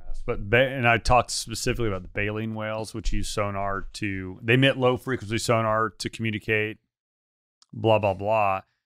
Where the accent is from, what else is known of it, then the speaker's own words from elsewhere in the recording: the South, United States; I'm from the South